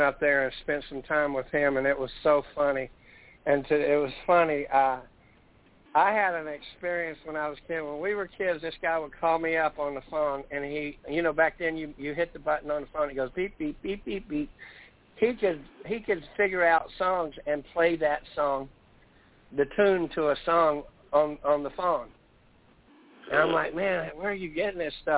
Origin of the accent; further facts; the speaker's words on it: Fayetteville, North Carolina, United States; I was raised in Fayetteville, North Carolina